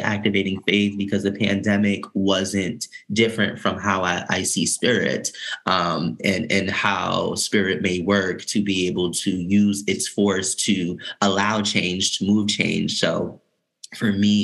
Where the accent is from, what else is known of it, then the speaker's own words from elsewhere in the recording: New York City, New York, United States; moved away as an adult; growing up in New York City, and then returning there to fulfill my professional career